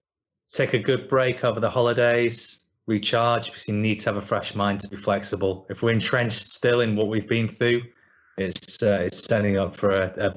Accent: England, United Kingdom; as an Englishman

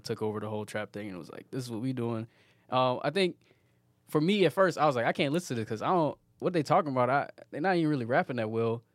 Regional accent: Petersburg, Virginia, United States; moved away; also born or lived in Atlanta, Georgia; I was born in Petersburg, Virginia, and grew up there.

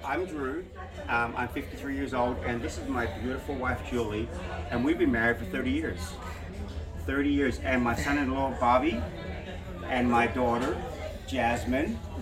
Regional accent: Australia; I was born in Australia

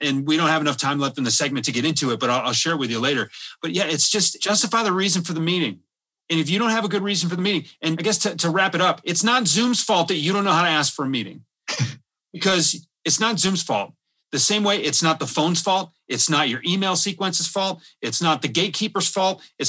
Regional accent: Michigan, United States; growing up in Michigan

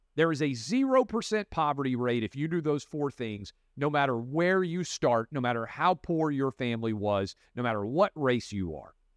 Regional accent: Tennessee, United States; I grew up in Tennessee and have been all over the South

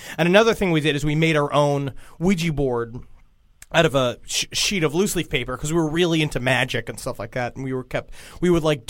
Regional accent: New York City, New York, United States; When I was growing up in Queens, in Woodhaven, there was a giant... it was a very white neighborhood for a long time because it was owned by the mob.

